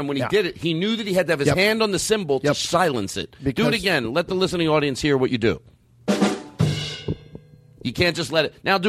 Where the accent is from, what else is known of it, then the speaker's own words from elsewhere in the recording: Philadelphia, Pennsylvania, United States; I'm from Philadelphia.